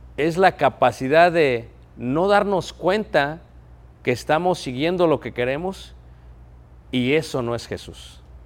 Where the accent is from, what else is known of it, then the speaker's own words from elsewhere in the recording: Mexico; moved away; Soy mexicano, sí soy naturalizado aquí